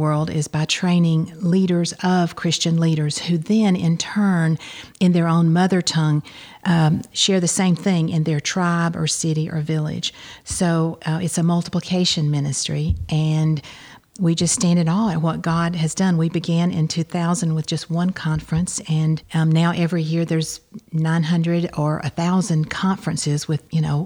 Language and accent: English; New Hope community, near Tanner's Beach, Georgia, United States; also born or lived in Kentucky; I grew up out near Tanner's Beach on a dairy farm in the New Hope community. I went to Mount Zion to school.